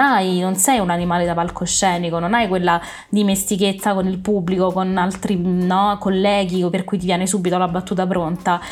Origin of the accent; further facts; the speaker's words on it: Rome, Lazio, Italy; io sono romana